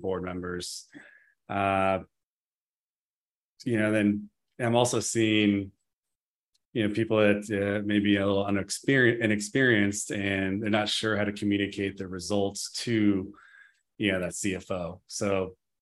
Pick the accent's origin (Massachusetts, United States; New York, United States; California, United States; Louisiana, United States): California, United States; Gold Rush area, Northern; Since we grew up in the Gold Rush area, you know, area, we're in Northern California